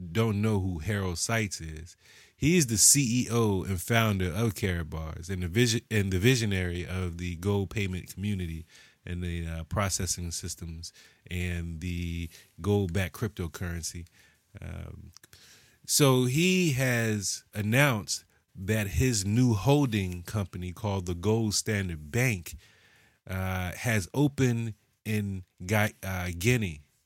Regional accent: United States; we're American

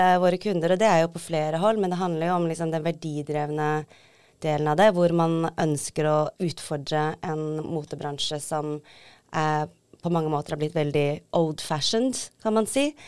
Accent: Tromsø, Troms, Norway; moved away as an adult; also born or lived in Seoul, South Korea / London, United Kingdom; opprinnelig født i Seoul i Sør-Korea, adoptert til Tromsø, vokste opp der.

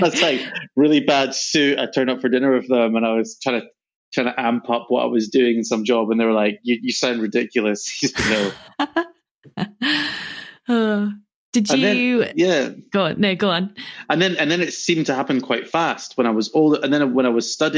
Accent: Scotland, United Kingdom; moved away; also born or lived in London / New York; I come from Scotland

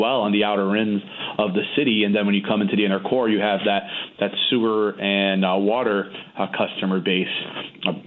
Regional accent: Danbury, Connecticut, United States; also born or lived in Portugal / Brazil / Stamford, Connecticut; I happened to be born in Portugal, and then my parents moved to Brazil. I was very young. And then as a young boy, they came up to Danbury, Connecticut. It was 1989. And I've pretty much been here ever since.

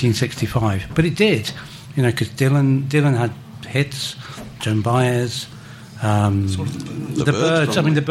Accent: London, United Kingdom; I was from South London

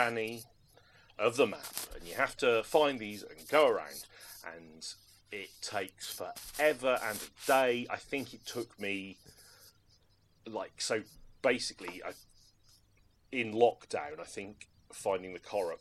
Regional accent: Norwich, East of England, United Kingdom; I didn't have much access to an arcade when I was growing up in Norwich in the 80s and early 90s.

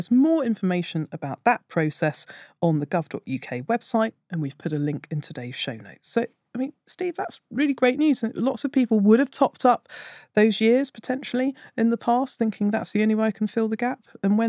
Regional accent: Austria; moved away as an adult; also born or lived in London, United Kingdom; now in Asia; I'm originally from Austria, but I have around 15 years worth of national insurance contributions from my time working in London

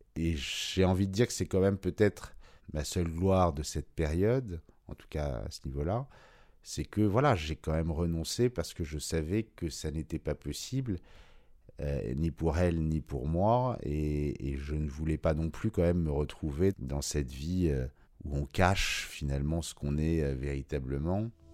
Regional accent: Paris, Île-de-France, France; J'ai grandi à Paris, euh, dans le 16e arrondissement jusqu'à 12 ans, puis après dans le 6e

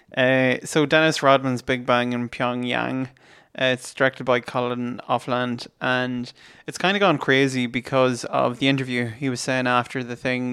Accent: Ireland; we're Irish

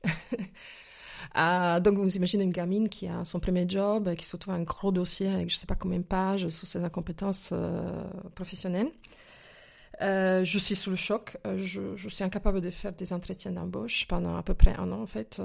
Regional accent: Slovakia; French is a second language; moved away as an adult; now in France; je suis née il y a quelques années, quelques décennies déjà, en Slovaquie, plus précisément en Tchécoslovaquie à l'époque communisme, en fait. Voilà, j'ai grandi dans ce pays jusqu'à jusqu'à à peu près 19 ans, euh, que j'ai quitté justement pour la France

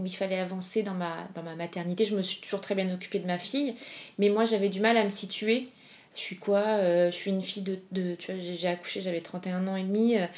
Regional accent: Paris, Île-de-France, France; also born or lived in Argentina; je suis parisienne, mes parents habitent pas loin de chez moi

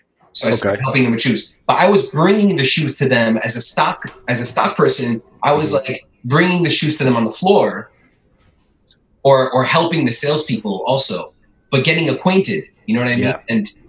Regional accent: New York City, New York, United States; also born or lived in Great Neck; I grew up in Queens, went to school by my house in Jamaica, like in starting fourth grade.

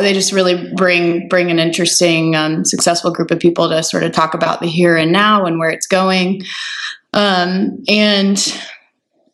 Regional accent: Roswell, Georgia, United States; moved away as an adult; also born or lived in Athens, Georgia / Atlanta; now in San Francisco, United States; I was born and raised in Roswell, Georgia

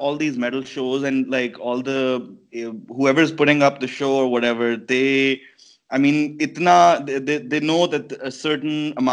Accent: Lahore, Punjab, Pakistan; we're from Lahore in Punjab

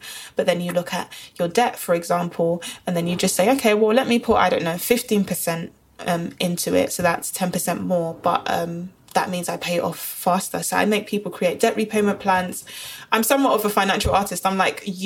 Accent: London, United Kingdom; Born and bred in Brixton, South London

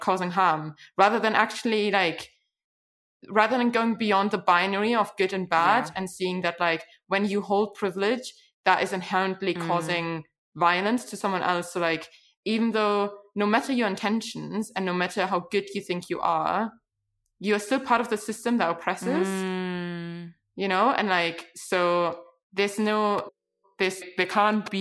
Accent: Germany; growing up in Germany, like, I always grew up with like, hearing people around me

